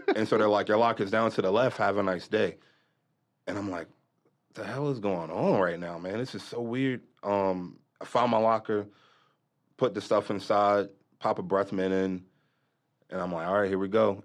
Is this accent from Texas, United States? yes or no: no; Lexington Park, Maryland, United States; moved away; I'm originally from Maryland, Southern Maryland. It's a little country down there, um, area called Saint Mary's County, Lexington Park.